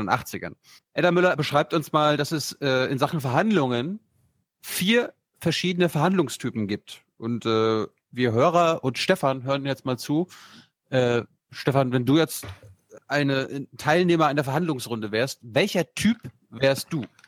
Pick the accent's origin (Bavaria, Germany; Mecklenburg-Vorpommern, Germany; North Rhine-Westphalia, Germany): Mecklenburg-Vorpommern, Germany; Ich komme ja, ich ja aus MacPom von meinem Dorf